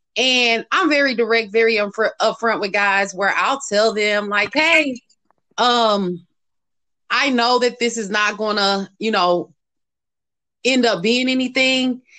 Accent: St. Louis, Missouri, United States; moved away; St. Louis in, in my hometown

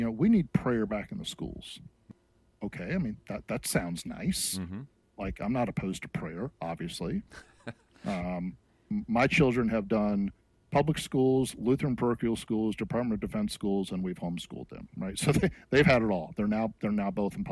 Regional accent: United States; as an American and a Christian

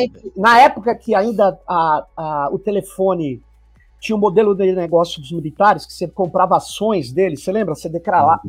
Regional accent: São Paulo, Brazil; Sou de São Paulo

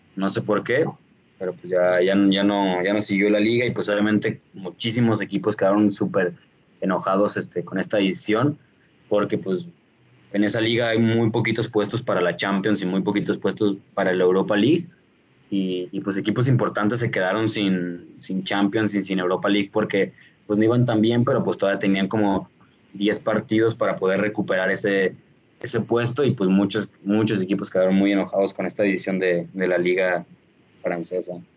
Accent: Mexico; somos, somos de México

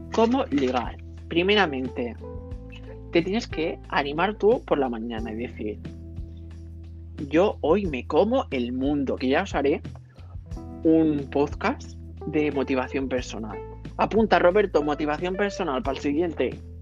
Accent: Catalonia, Spain; soy catalán

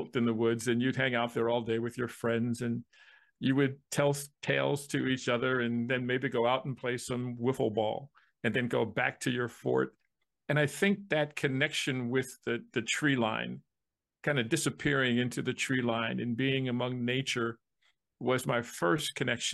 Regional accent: New Jersey, United States; growing up in New Jersey, it's the Garden State

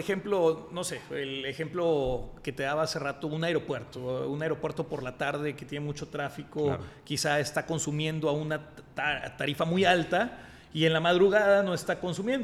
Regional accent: Mexico

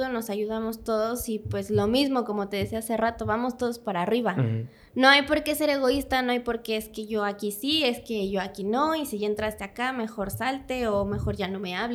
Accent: Puebla, Mexico; quiero entrar, soy de Puebla, si te sirve.

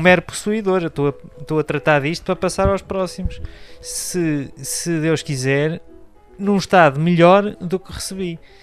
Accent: Porto, Norte, Portugal; also born or lived in Coimbra / Amarante; vivi em Coimbra até aos 6 anos. Depois é que fomos para o Porto

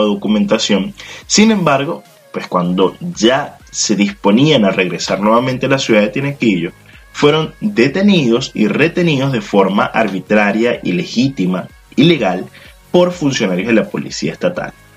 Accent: Venezuela; nosotros como, como venezolanos

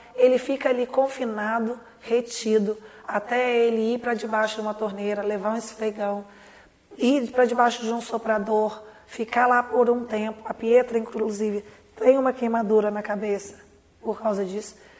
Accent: Lavras, Minas Gerais, Brazil; Eu nasci em Lavras eu estudei com muito orgulho aí

